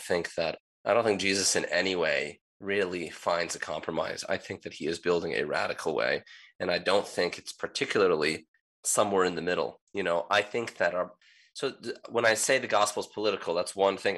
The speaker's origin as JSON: {"language": "English", "country": "United States", "tie": "born or raised there", "said": "I grew up in the United States as a child of immigrants"}